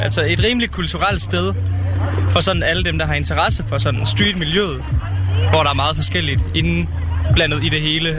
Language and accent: Danish; Nørre Nebel, Southern Denmark, Denmark; Jeg kommer fra Nørnebel